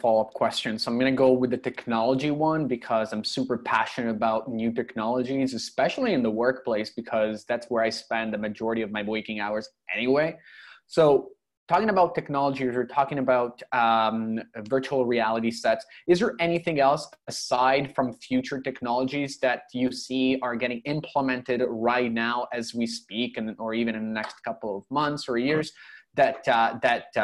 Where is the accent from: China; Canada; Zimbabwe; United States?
Canada; Toronto, Ontario; now in Europe; I'm in Europe, but I'm from Toronto.